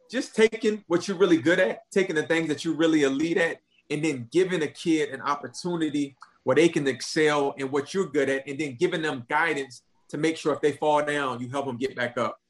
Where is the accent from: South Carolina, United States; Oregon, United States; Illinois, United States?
South Carolina, United States; Jasper County; I'm from Jasper County. My dad lived in Beaufort County